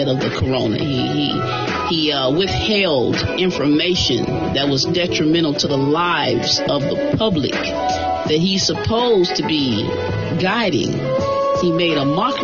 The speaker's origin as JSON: {"language": "English", "country": "United States", "said": "I'm an American. You know what I'm saying? That's my bloodline, my heritage. I'm an American."}